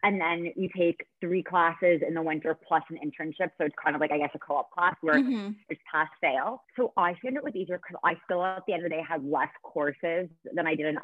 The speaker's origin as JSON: {"language": "English", "town": "Toronto", "region": "Ontario", "country": "Canada", "said": "I'm 22 years old from Toronto, Canada."}